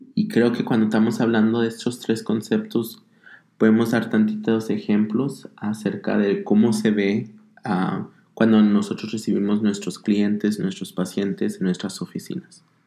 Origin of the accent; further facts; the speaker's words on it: Denver, Colorado, United States; also born or lived in Zacatecas, Mexico; nací en Zacatecas, México, mi familia es de allá. Ah, crecí aquí en Estados Unidos, aquí en lo que es Denver, Colorado